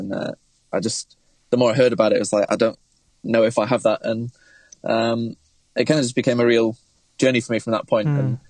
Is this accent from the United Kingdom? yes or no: yes; Manchester, North West England, United Kingdom; I'm from Manchester in the UK, and I'm kind of a creative guy all around.